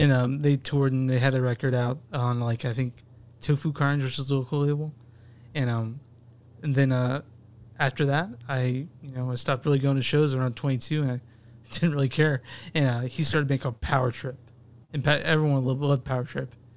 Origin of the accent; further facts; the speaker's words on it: Dallas, Texas, United States; I grew up in Dallas